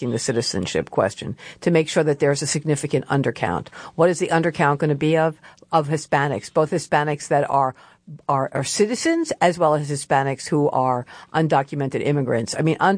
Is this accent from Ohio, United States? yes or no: no; New York City, New York, United States; I was born in Bay Ridge, Brooklyn